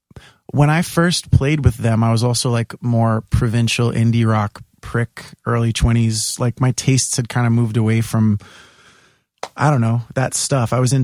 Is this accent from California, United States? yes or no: no; New York City, New York, United States; also born or lived in Staten Island; I grew up in Bay Ridge, and then when I was 11, we moved to Staten Island